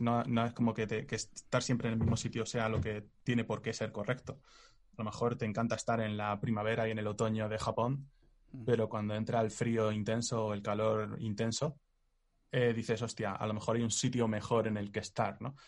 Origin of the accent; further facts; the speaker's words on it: Spain; los que somos españoles